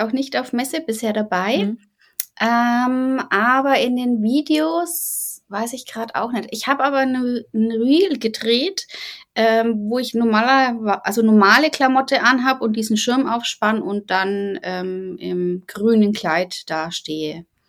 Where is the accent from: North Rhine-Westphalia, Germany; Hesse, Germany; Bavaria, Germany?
Bavaria, Germany; ich komme aus Bayern. Ähm, bei uns nennt es sich Fasching